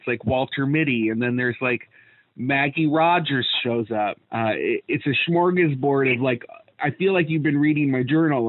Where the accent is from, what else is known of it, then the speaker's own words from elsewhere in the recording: Canada; I'm Canadian, yeah. So I grew up in the wilderness